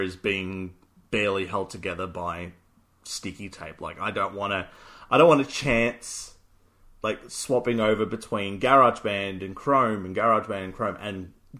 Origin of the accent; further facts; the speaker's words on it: Australia; we're Australian.